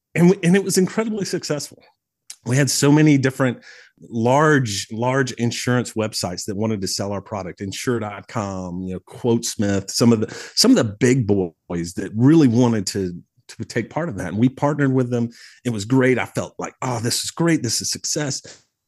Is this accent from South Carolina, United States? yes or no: yes; Mauldin, South Carolina, United States; I grew up in the upstate of South Carolina, so I was raised just outside of Malden, you know, in, in Greenville County